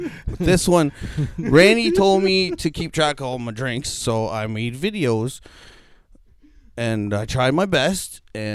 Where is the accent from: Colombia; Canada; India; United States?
Canada; Nova Scotia; I don't think they wear skates in bars in Canada, do they? Well, I'm from Nova Scotia.